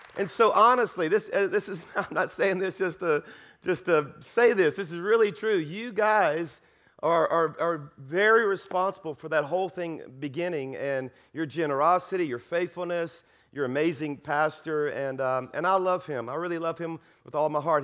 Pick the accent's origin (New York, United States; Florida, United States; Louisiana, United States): Louisiana, United States; South; now in Alabama, United States; I'm from South Louisiana. I'm a Cajun